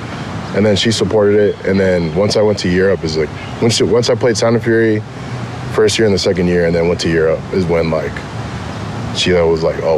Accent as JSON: {"language": "English", "town": "Anaheim", "region": "California", "country": "United States", "tie": "born or raised there", "also_born_or_lived": "Garden Grove / Inland Empire", "said": "I grew up, born and raised in Anaheim, and then I lived most of my life in Anaheim, and then moved to Garden Grove, which is like pretty much next door"}